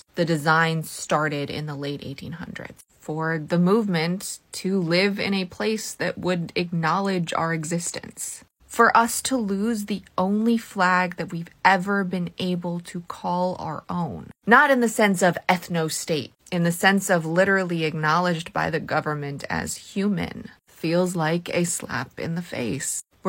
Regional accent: United States; I'm an Eastern European Jew.

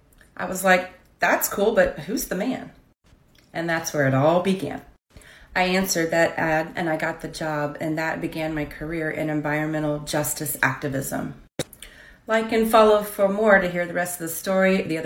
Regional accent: Golden Triangle, Southeast Texas, United States; moved away as an adult; also born or lived in Dallas, Texas / Austin, Texas; I was born and raised in the Golden Triangle, Southeast Texas, near the Louisiana border and on the Gulf Coast.

